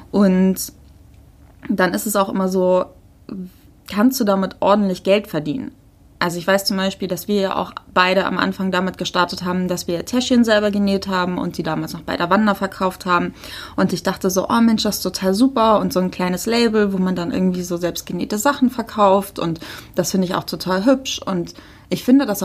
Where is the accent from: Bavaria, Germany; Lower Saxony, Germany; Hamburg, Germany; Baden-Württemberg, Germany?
Hamburg, Germany; Wenn wir übrigens so Muddis sagen, das ist nicht abhellig gemeint, wir kommen halt aus Hamburg, da sagt man das so. Ich bin auch Muddi.